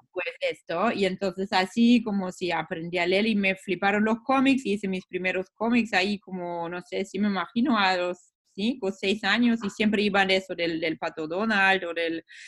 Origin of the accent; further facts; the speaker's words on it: Wanne-Eickel, North Rhine-Westphalia, Germany; Spanish is a second language; moved away as an adult; also born or lived in Hamburg; now in Berlin, Germany; Nací en Alemania hace 36 años y nací en una zona industrial de minería que se llama la cuenca del Ruhr, que está en el oeste de Alemania